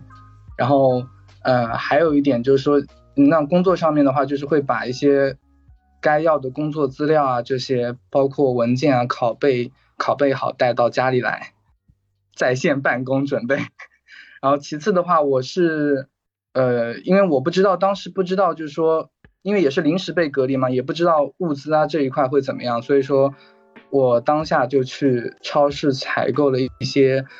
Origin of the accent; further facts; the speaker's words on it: Zhejiang, China; 嗯，我是浙江人，然后工作的话目前是待业